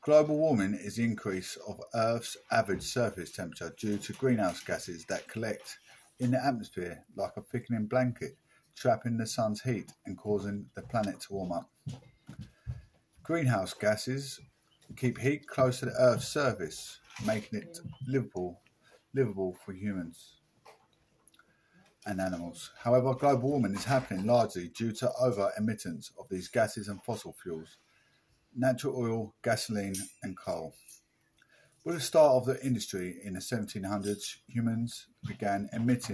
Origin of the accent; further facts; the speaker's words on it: Essex, East of England, United Kingdom; We're from Essex.